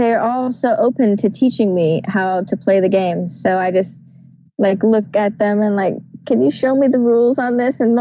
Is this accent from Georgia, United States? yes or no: yes; Atlanta, Georgia, United States; my hometown backyard of Atlanta, Georgia